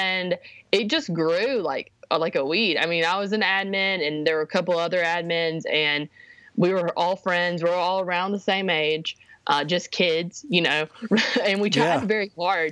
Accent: Alabama, United States; now in Nashville, United States; I grew up in Alabama, but I live in Nashville, Tennessee now

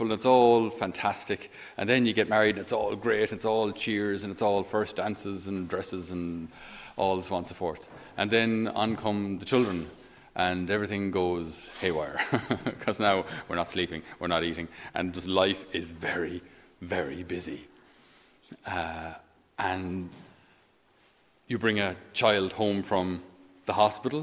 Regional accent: Ireland; they have a certain expectation of us as Irish. They expect us to be, you know, hard-working Irish Catholics

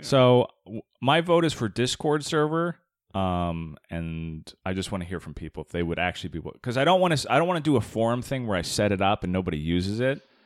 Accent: Tucson, Arizona, United States; I grew up in Tucson, Arizona

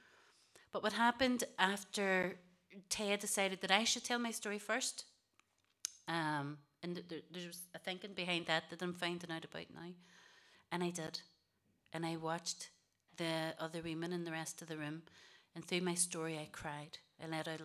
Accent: Derry, Northern Ireland, United Kingdom; also born or lived in Wales; We came back to Derry. We grew up in the Bogside.

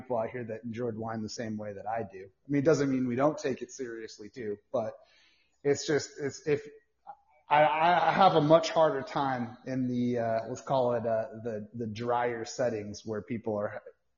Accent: Marin County, California, United States; also born or lived in San Luis Obispo, California; now in Petaluma, United States; I actually grew up in Marin County, California

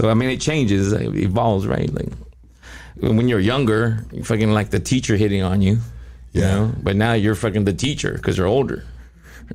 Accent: Cerritos, California, United States; also born or lived in Taiwan; I grew up in Cerritos

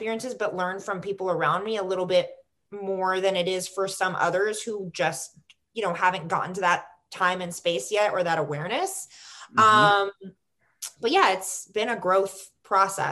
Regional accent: Florida, United States; also born or lived in New York City / North Carolina / Chicago; now in Los Angeles, United States; I'm from Florida.

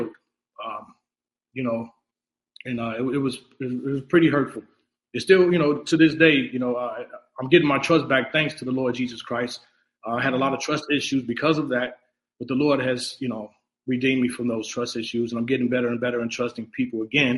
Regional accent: Chicago, Illinois, United States; I'm originally from Chicago, Illinois

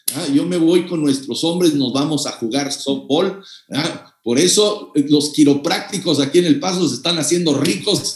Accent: Mexico; Yo soy mexicano, mexicano de corazón

